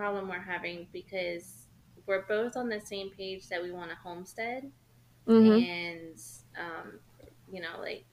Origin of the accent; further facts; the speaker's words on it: Miami, Florida, United States; now in Georgia, United States; I was born and raised in Miami